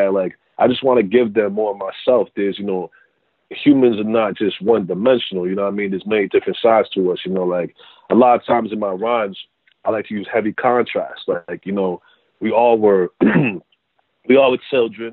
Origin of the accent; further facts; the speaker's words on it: Worcester, Massachusetts, United States; growing up in Maine, South Worcester.